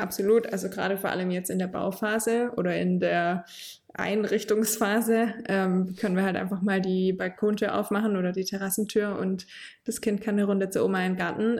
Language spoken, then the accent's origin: German; Heilbronn area, Baden-Württemberg, Germany; now in Hohenlohe district, Germany; in meiner Heimat bauen, also eher so im Heilbronner Raum